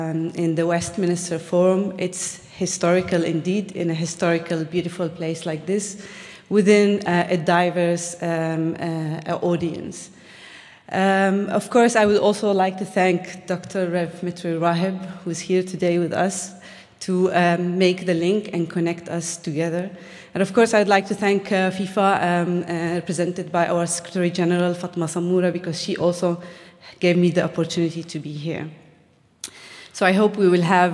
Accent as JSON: {"language": "English", "town": "Bethlehem", "region": "West Bank", "country": "Palestine", "tie": "born or raised there", "said": "as a Palestinian growing up in Bethlehem, we had to grow up in a very difficult circumstances"}